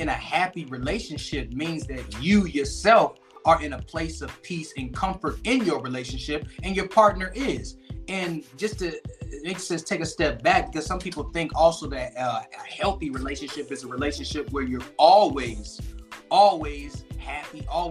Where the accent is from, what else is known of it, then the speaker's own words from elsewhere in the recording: Aurora, Illinois, United States; also born or lived in Chicago, Illinois; now in Phoenix, Arizona, United States; my original place of birth is Aurora, Illinois. So I always try to big up my hometown, big ups to Aurora, Illinois.